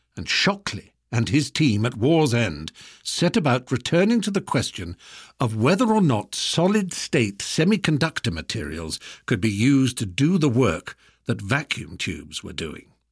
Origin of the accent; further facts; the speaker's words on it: United Kingdom; we British